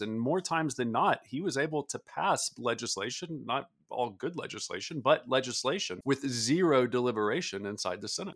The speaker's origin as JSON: {"language": "English", "region": "the South", "country": "United States", "tie": "born or raised there", "said": "I grew up in the South"}